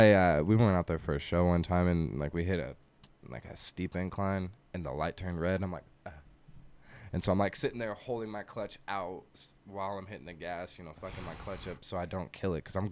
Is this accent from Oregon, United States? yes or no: yes; Portland, Oregon, United States; moved away as an adult; Actually, I'm from Portland.